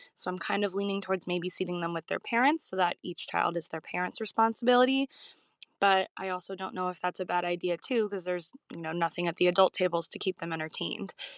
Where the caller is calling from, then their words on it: Philadelphia, Pennsylvania, United States; I'm calling from Philadelphia, Pennsylvania, in the US.